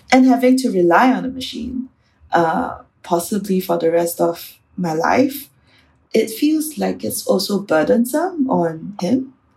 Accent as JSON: {"language": "English", "country": "Singapore", "said": "I'm from Singapore"}